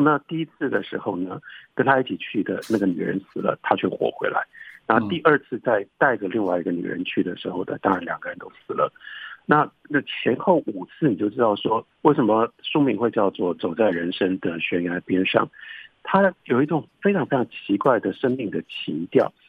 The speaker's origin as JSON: {"language": "Chinese", "country": "Taiwan", "also_born_or_lived": "United States", "said": "我是一个台湾人，但我了解这个文学"}